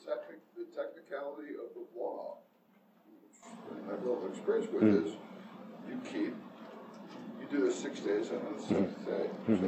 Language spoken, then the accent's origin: English; South Africa; moved away; I was raised in South Africa